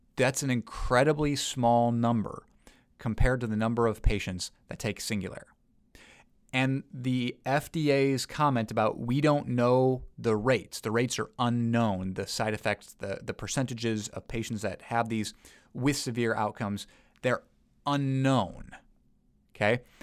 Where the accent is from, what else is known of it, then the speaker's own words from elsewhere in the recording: United States; as an American